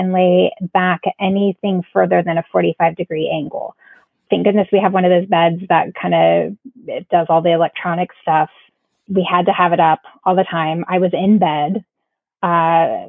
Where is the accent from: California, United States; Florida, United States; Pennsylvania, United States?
Florida, United States; now in South Carolina, United States; We're originally from Florida